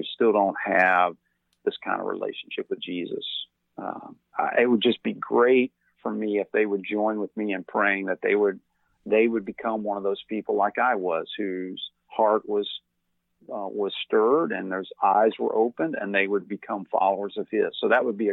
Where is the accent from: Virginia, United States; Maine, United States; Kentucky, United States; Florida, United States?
Kentucky, United States; Louisville; I grew up in Louisville, Kentucky